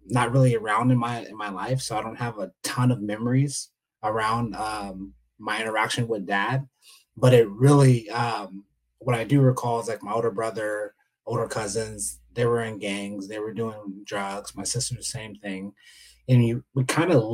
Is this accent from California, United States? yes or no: yes; San Diego, California, United States; I'm from San Diego